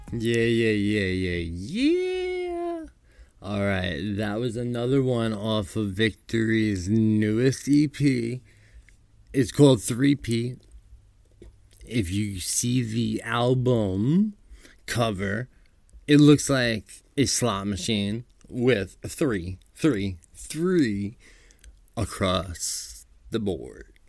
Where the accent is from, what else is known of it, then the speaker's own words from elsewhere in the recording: New York, United States; I'm from New York